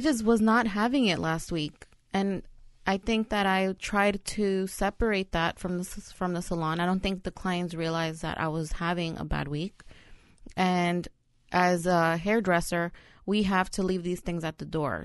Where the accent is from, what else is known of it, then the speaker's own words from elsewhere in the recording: New York City, New York, United States; also born or lived in El Salvador; I'm a New Yorker